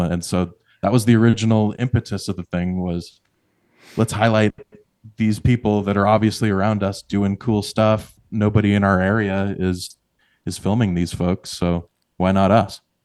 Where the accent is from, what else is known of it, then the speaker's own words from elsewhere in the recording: Billings, Montana, United States; moved away as an adult; now in Red Lodge, United States; I come from Billings, just sixty miles down the road